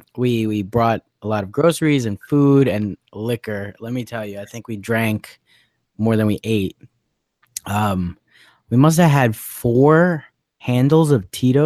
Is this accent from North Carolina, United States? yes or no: no; New Jersey, United States; we're from Jersey